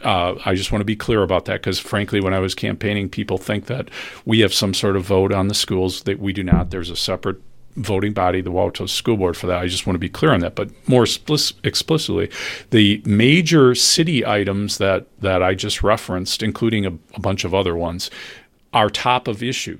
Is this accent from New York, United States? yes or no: no; Wauwatosa, Wisconsin, United States; I grew up in Wauwatosa